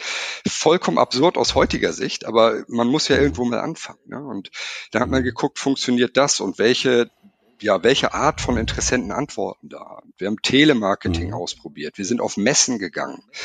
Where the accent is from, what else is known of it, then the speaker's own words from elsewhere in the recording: Germany; ich bin ja selber Deutscher